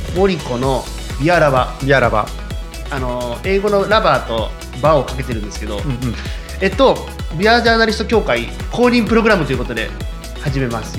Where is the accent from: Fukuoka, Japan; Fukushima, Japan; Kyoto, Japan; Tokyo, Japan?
Tokyo, Japan; also born or lived in Shizuoka; 地元東京だから